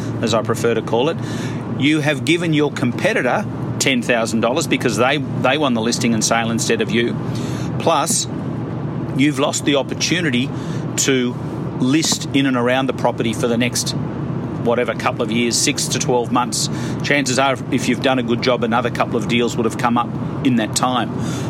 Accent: Melbourne, Victoria, Australia; I'm from Melbourne

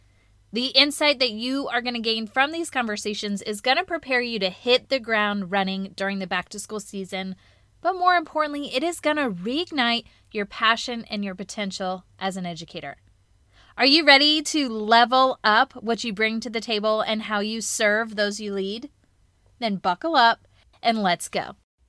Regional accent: Charlotte, North Carolina, United States; because he's from my hometown doing great work right in my own district.

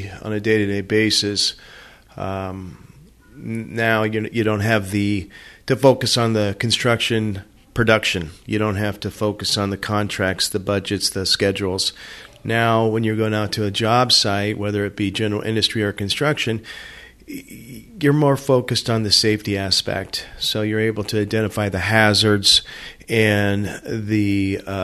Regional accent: Southern California, United States; moved away as an adult; also born or lived in Arizona / Colorado; I was born and raised in Southern California

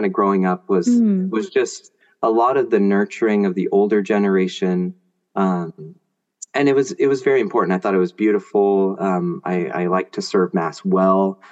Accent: Grants Pass, Oregon, United States; also born or lived in San Francisco Bay Area, California; I moved when I was 1.5 from Bay Area to Grants Pass, Oregon. So my parish down there was St. Anne's

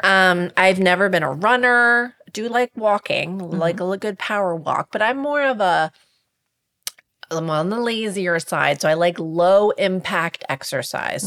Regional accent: Milford, Delaware, United States; I grew up in Milford, Delaware

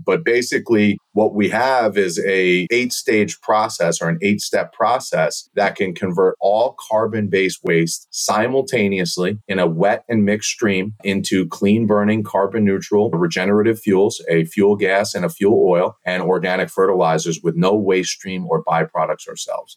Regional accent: border of New York City and Long Island, United States; also born or lived in Turkey; I grew up six miles from John F. Kennedy Airport, right? So on the border of New York City and Long Island

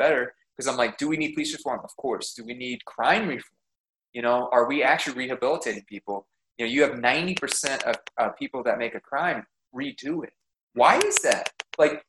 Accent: Arizona, United States; we're from Arizona

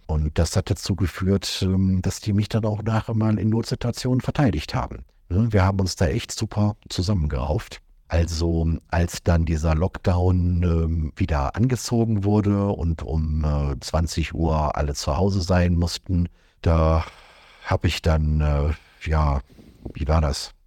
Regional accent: Germany; als Deutscher

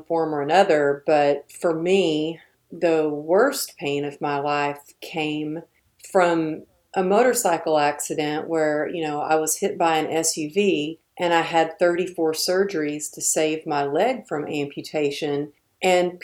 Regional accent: Texas, United States; I'm from Texas

